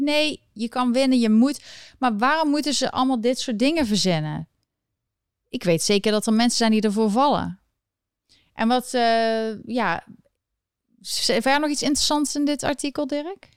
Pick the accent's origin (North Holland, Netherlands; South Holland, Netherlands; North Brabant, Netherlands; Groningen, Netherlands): North Brabant, Netherlands; Eindhoven; moved away as an adult; now in United States; ik kom uit Eindhoven